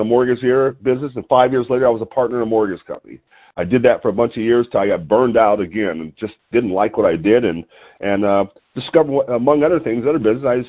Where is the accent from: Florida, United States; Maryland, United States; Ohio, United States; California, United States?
California, United States; Lompoc; calling in from Lompoc, California, my hometown